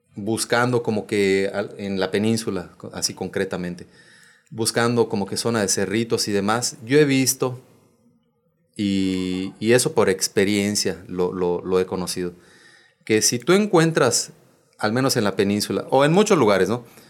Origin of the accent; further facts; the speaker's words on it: Bacalar, Quintana Roo, Mexico; soy de Bacalar